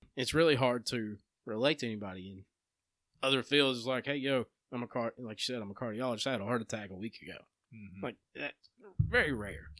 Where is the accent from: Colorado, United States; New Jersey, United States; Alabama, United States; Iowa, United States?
Alabama, United States; Empire; growing up in Empire